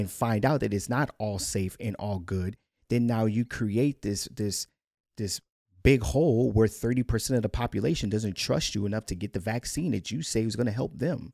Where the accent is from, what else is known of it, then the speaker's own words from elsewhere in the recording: United States; our rights as American citizens